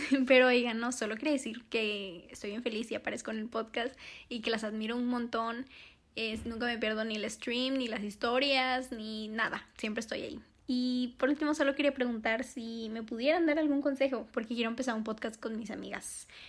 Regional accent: Monterrey, Nuevo León, Mexico; tengo 18 años y soy de Monterrey

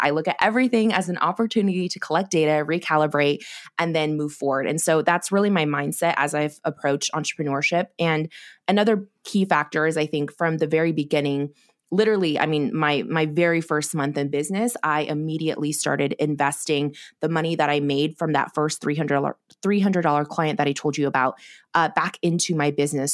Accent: Corvallis, Oregon, United States; also born or lived in China / Los Angeles, California; I grew up in Oregon in a small college town, Corvallis

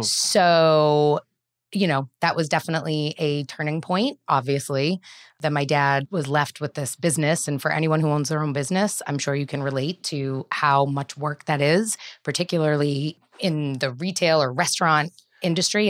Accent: Bellingham, Massachusetts, United States; I grew up in Bellingham, Massachusetts

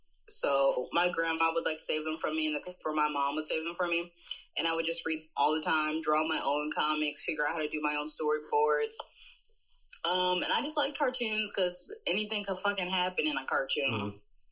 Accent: Philadelphia, Pennsylvania, United States; When I grew up, I would say, like, most of grade school, I lived in the northeast part of Philly, which is just, like, mostly immigrants.

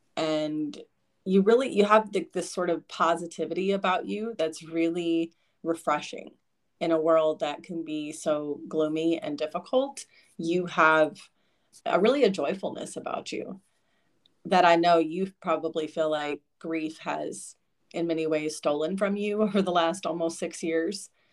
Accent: Kentucky, United States; also born or lived in Lexington, Kentucky; I grew up in Eastern Kentucky initially with dad and my mom, and then when they got divorced, moved to Central Kentucky in Lexington.

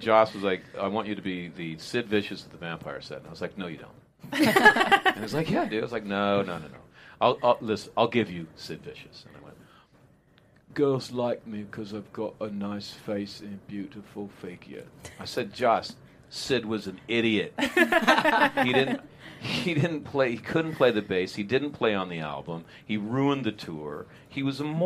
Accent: Modesto, California, United States; I grew up in Modesto, California

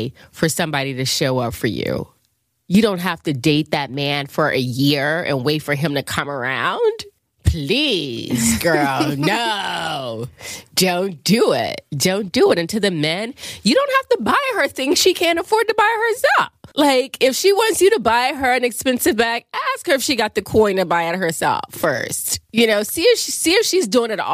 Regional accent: Chester, Pennsylvania, United States; I grew up outside of Philly, which was Chester

